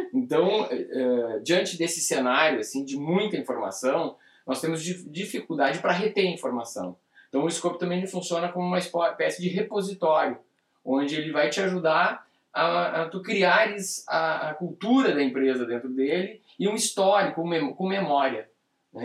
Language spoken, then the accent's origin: Portuguese; Brazil; nós somos brasileiros e estamos no Brasil